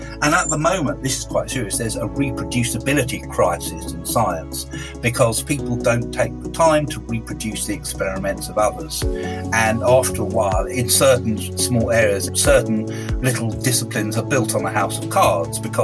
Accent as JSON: {"language": "English", "country": "United Kingdom", "said": "being a Brit"}